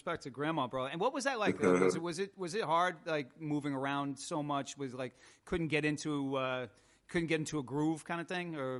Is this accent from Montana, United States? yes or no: no; Ossining, New York, United States; I grew up in Ossining, New York, and about two towns away from me was Peekskill.